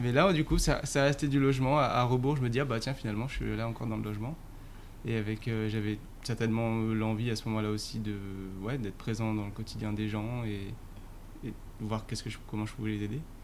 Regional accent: northern Essonne, Paris suburbs, Île-de-France, France; Je viens de, euh, du nord de l'Essonne

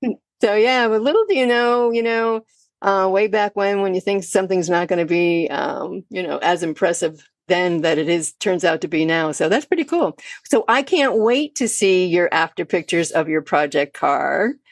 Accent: Connecticut, United States; now in Delaware, United States; I've been to quite a few car shows here in Delaware. I'm originally from Connecticut.

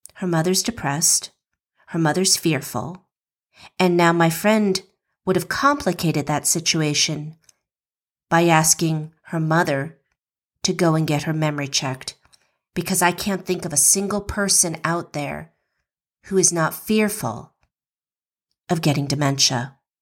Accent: West Coast, United States; now in Georgia, United States; We grew up on the West Coast

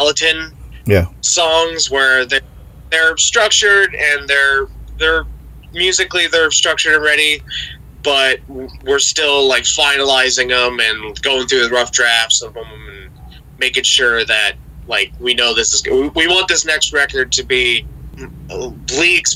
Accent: Ohio, United States; we're all from Ohio.

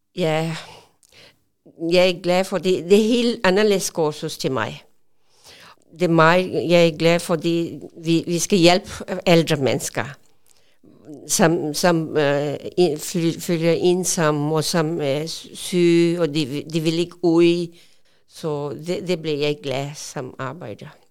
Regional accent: Pakistan; Danish is a second language; moved away as an adult; now in Odense, Denmark; jeg kommer fra Pakistan, og jeg kom øh, i Danmark 1987

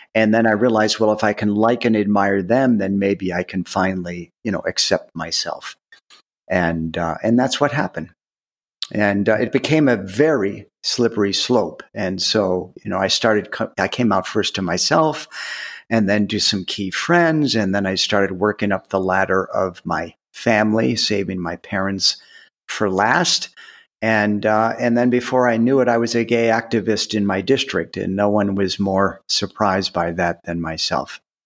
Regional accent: outside Cleveland, Ohio, United States; I grew up in Ohio, outside Cleveland

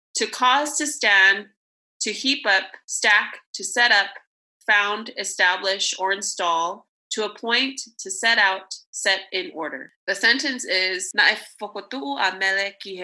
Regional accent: Laie, Hawaii, United States; also born or lived in Sacramento, California; now in Osaka, Japan; we were born and raised in La'ie, Hawaii. So that's where our hometown is

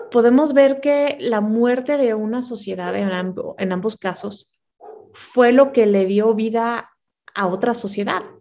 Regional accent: Mexico; first language Spanish; yo soy mexicana y de repente digo, pero bueno, es que soy una mezcla de los dos, ¿no?

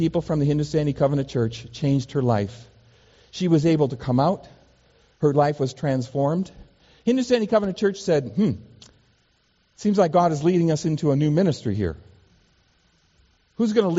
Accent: Seattle, Washington, United States; growing up in Seattle, Washington, kind of in a very sheltered life, not traveling when I was a kid

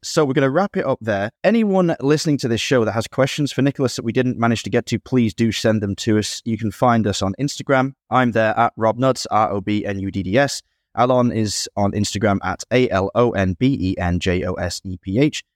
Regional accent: near Ashbourne, East Midlands, United Kingdom; C W Cellars in Ashbourne, near my hometown

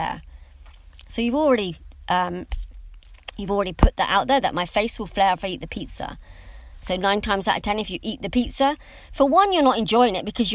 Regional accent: England, United Kingdom; for me being English

